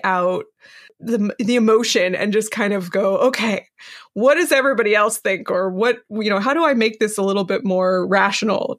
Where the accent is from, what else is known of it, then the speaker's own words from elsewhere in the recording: West Coast, United States; I was raised on the West Coast